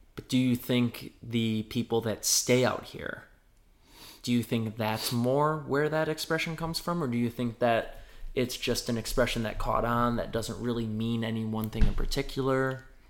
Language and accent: English; just outside of Detroit, Michigan, United States; moved away as an adult; now in New York, United States; I'm from Michigan, just outside of Detroit